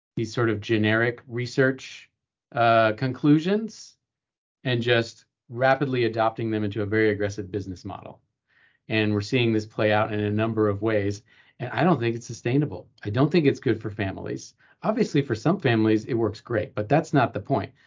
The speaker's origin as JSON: {"language": "English", "region": "East Coast", "country": "United States", "tie": "born or raised there", "also_born_or_lived": "Los Angeles, California", "moved": "as an adult", "said": "I grew up on the East Coast, but I decided to go to college out west"}